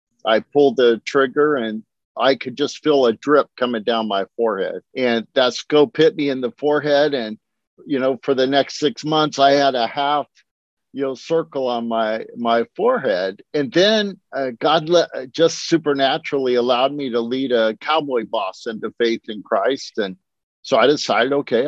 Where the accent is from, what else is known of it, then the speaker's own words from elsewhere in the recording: San Francisco Bay Area, California, United States; moved away as an adult; I grew up in the San Francisco Bay Area